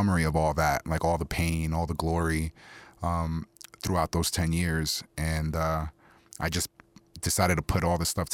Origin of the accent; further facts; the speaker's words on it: New York City, New York, United States; first language Spanish; English is a second language; moved away; also born or lived in Tucson, Arizona; growing up in Queens